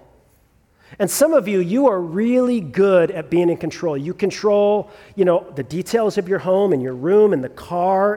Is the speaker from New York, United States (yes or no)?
no; Southern California, United States; also born or lived in Sierra Madre, California; I grew up in Southern California, and so I grew up with the terror of two things as a child of the 80s in Southern California